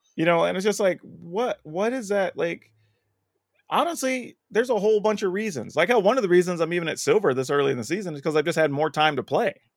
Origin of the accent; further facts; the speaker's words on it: United States; as an American